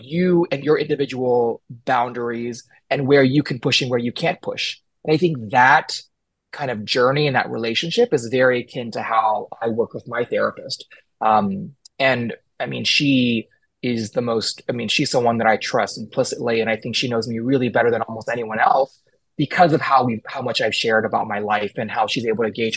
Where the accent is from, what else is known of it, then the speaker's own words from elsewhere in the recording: Houston, Texas, United States; moved away as an adult; I grew up in Houston, Texas, and I was very far from my family and community